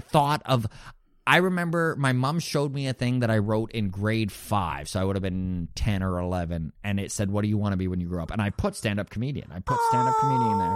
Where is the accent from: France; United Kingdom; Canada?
Canada; Grande Prairie, Alberta; moved away as an adult; also born or lived in Toronto; now in Halifax, Canada; Grand Prairie was my hometown too.